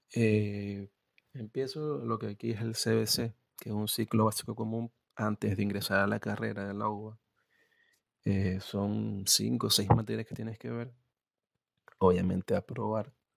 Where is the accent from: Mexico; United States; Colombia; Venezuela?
Venezuela; moved away as an adult; now in Argentina; soy venezolano y emigré a Argentina dejé la universidad